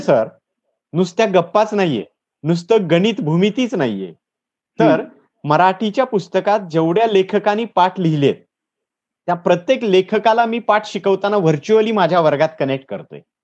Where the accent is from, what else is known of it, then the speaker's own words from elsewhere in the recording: Latur district, Maharashtra, India; moved away as an adult; now in Satara, India; मूळचा लातूर जिल्ह्यातला आहे सर. मी नोकरी निमित्त सातारा जिल्ह्यात आहे